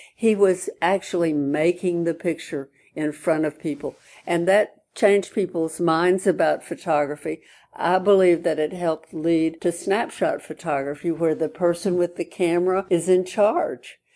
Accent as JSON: {"language": "English", "town": "Birmingham", "region": "Alabama", "country": "United States", "tie": "born or raised there", "said": "I was born and brought up in Birmingham, Alabama."}